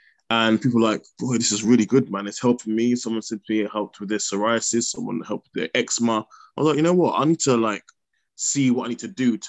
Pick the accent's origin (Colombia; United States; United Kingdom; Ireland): United Kingdom; Bedford, East of England; also born or lived in Kempston; I grew up in Bedford, well, mainly Kempston growing up.